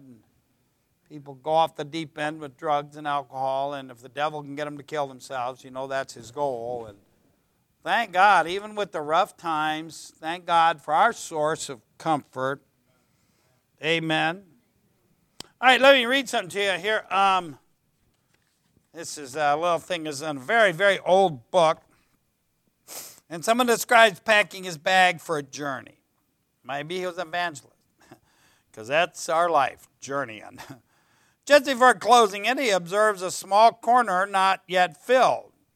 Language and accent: English; United States; I love my country. You know, I know it's got a lot of problems, but I'm not ashamed to be an American